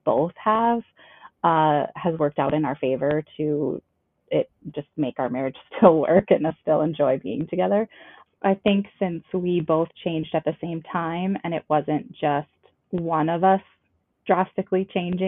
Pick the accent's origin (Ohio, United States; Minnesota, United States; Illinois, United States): Minnesota, United States; Cloquet; moved away as an adult; now in Anoka, United States; I grew up in northern Minnesota in Cloquet